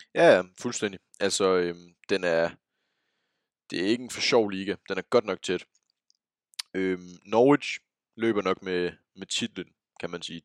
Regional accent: Denmark

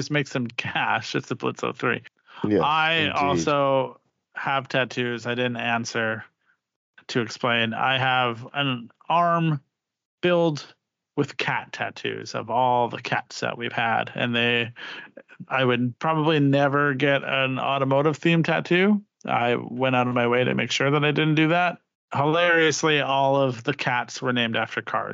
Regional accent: Saskatchewan, Canada; So it's where I was born, which is Saskatchewan

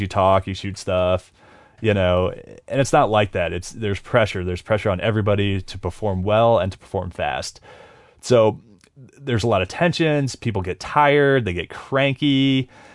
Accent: Ohio, United States; growing up in Ohio

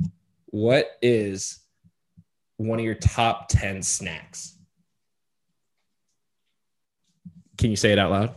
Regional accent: San Diego, California, United States; San Diego, my hometown

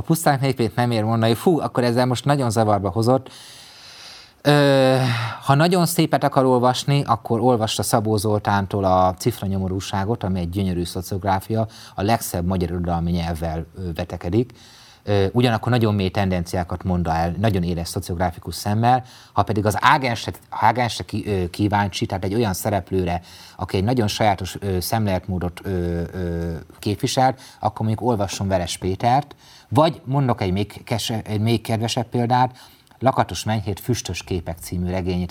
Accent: Mezőtúr, Jász-Nagykun-Szolnok, Hungary; egy kisvárosból, mezőtúról származom

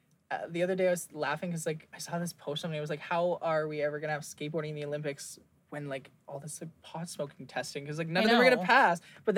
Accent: England, United Kingdom; born there; My parents, so my dad's was from England. I was born in England, blah, blah, blah.

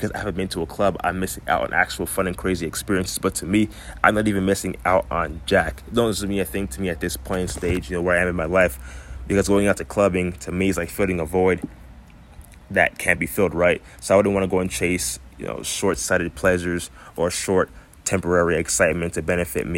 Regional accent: Florida, United States; I grew up in Florida most of my life

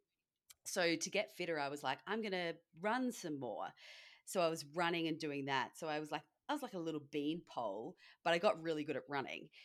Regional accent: Australia; now in California, United States; being Australian in America is great

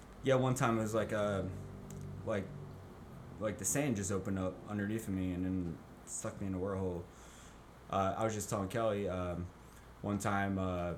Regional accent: Canada; now in San Diego, United States; I'm from Canada

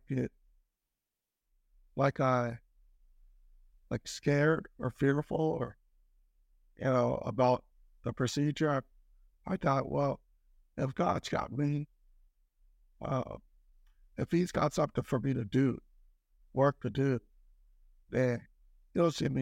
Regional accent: Italy; moved away; growing up in Italy

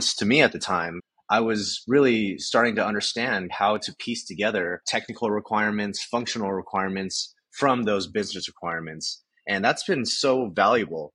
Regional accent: Southern California, United States; growing up in Southern California in a very Asian household

